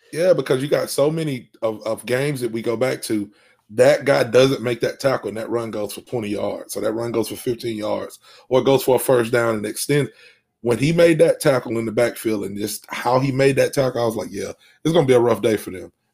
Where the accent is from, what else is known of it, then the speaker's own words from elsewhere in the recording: Alabama, United States; I'm from Alabama